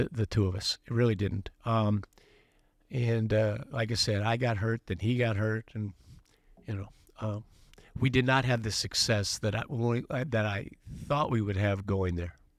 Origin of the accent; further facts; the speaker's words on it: Los Angeles, California, United States; I was growing up in Los Angeles